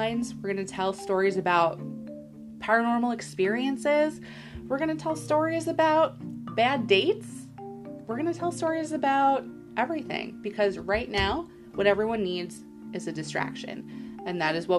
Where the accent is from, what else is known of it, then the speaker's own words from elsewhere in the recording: New York, United States; We are in New York